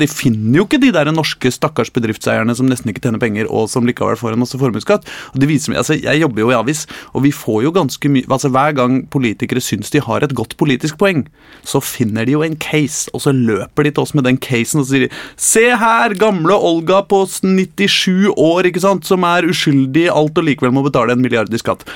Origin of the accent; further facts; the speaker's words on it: Norway; also born or lived in Värmland, Sweden; now in Sweden; jeg er norsk